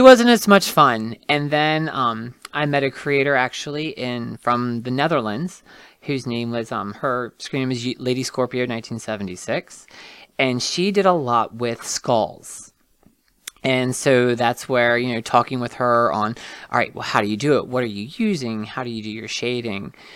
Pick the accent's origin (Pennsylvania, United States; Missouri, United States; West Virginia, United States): West Virginia, United States; Martinsburg; also born or lived in Charles Town, West Virginia; I am born and raised West Virginian. I'm very proud of that. I grew up in Martinsburg.